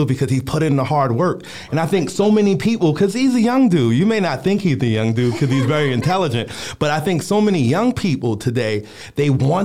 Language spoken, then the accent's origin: English; Philadelphia, Pennsylvania, United States; I'm from North Philadelphia